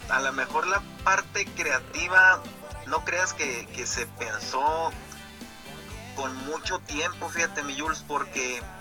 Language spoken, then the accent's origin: Spanish; Guatabampo, Sonora, Mexico; la empecé precisamente el, el, año 95, allá en mi pueblo, en Guatabampo.